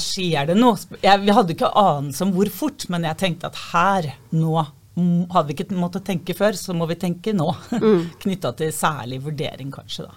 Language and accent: Norwegian; Fredrikstad, Østfold, Norway; Jeg kommer fra Kråkerøy eh, i Fredrikstad